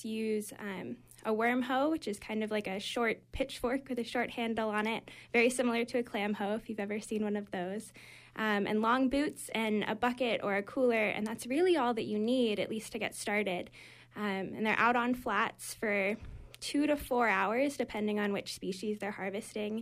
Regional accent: California, United States; moved away as an adult; now in Maine, United States; I'm originally from California, but I've been at College of the Atlantic

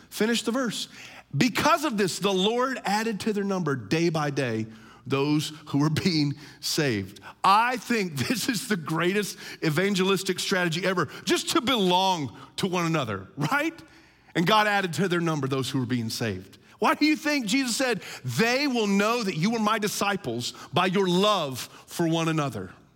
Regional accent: United States; as American Christians

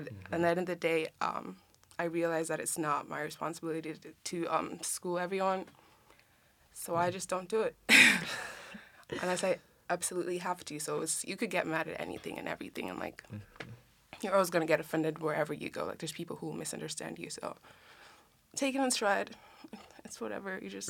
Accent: Kenya; Or like, there's no such thing as a Kenyan accent, so to speak, because we have 44 tribes, 43.

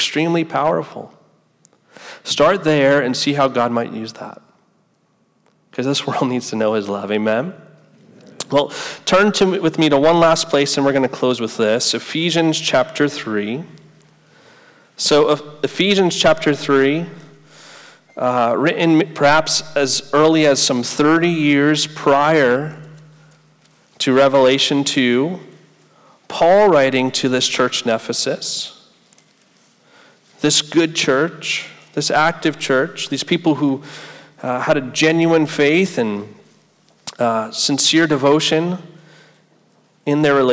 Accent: United States; now in Gainesville, United States; I grew up right outside New York City

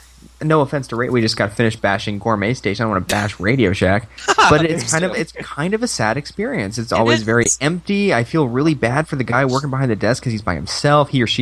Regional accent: Montana, United States; moved away; my hometown in Montana.

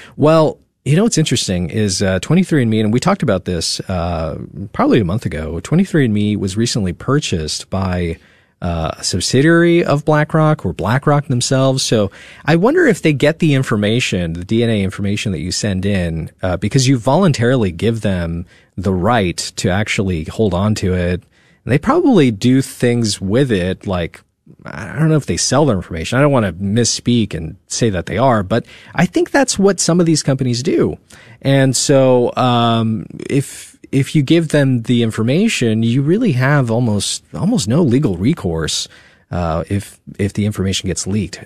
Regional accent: California, United States; moved away as an adult; now in Texas, United States; I'm from California. Yeah, I didn't pick to be born there

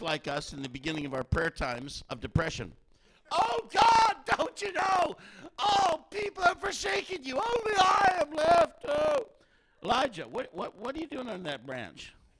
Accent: Canada; we're from Canada

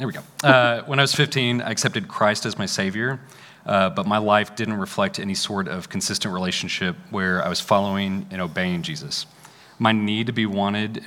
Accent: McKinney, Texas, United States; I grew up in McKinney, just north of here

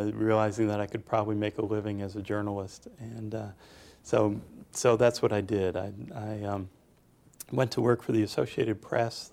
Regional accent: Boston, Massachusetts, United States; moved away as an adult; also born or lived in North Carolina; Grew up in suburban Boston

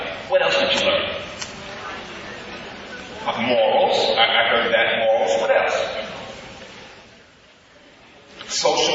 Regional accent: Birmingham, Alabama, United States; moved away; also born or lived in Columbus, Ohio; I was raised in Birmingham, Alabama

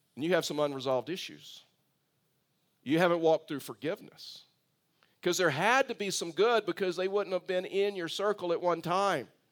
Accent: Tyler, Texas, United States; also born or lived in Bay City, Texas; I was raised in Texas

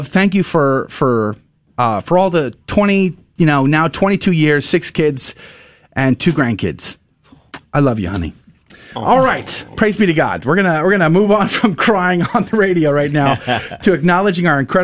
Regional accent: Texas, United States; moved away as an adult; also born or lived in Boston; I grew up in Texas

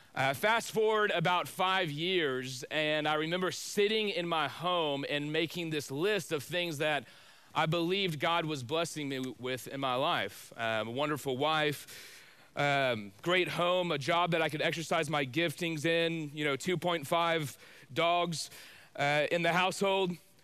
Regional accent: Spring, Texas, United States; I grew up in Spring, Texas, which is just north of Houston.

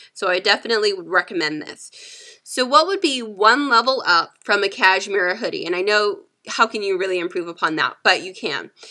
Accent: San Diego, California, United States; I am from San Diego, California

